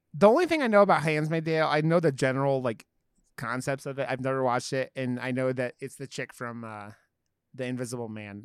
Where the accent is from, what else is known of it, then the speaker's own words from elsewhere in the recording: Ohio, United States; I grew up in Ohio, so I wasn't, like, the South